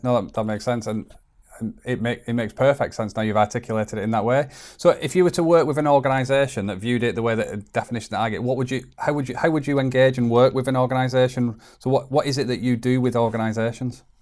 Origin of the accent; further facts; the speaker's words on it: Chorley, North West England, United Kingdom; I'm, I'm from Chorley, northwest uh, England.